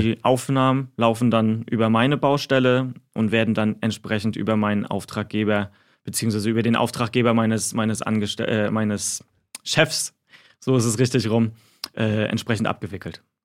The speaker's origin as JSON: {"language": "German", "town": "Güstrow", "region": "Mecklenburg-Vorpommern", "country": "Germany", "tie": "born or raised there", "also_born_or_lived": "Mannheim", "moved": "as an adult", "said": "bis ich dann den Weg von Baden-Württemberg zurück nach Mecklenburg-Vorpommern gemacht habe. Also das ist halt auch meine Heimat hier in Güstrow."}